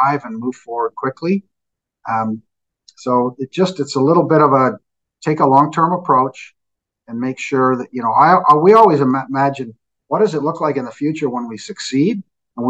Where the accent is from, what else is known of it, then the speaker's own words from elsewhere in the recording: Canada; we're Canadian